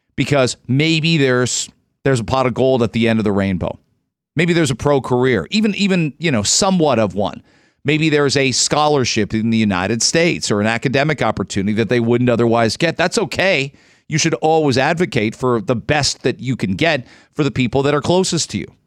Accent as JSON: {"language": "English", "country": "Canada", "said": "being Canadian"}